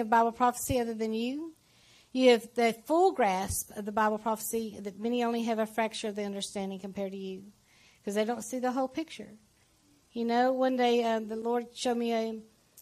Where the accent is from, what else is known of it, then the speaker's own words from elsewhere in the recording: Texas, United States; moved away as an adult; also born or lived in Kansas; we moved from Texas to Kansas. So the Southern Belle went there, and I never fit in. So he brought me back to Texas